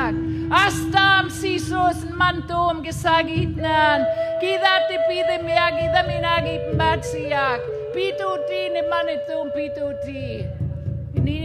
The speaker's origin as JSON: {"language": "English", "region": "Saskatchewan", "country": "Canada", "first_language": "Cree", "second_language": "English", "moved": "yes", "lives_now": "Seattle, United States", "said": "I live in Seattle, Washington, but I'm from Saskatchewan, Canada. I'm Cree, and I'm full-blood Cree, and I speak my language"}